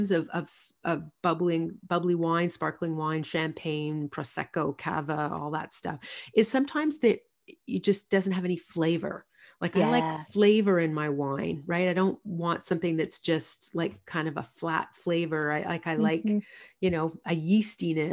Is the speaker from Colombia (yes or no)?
no; Quebec, Canada; growing up in Quebec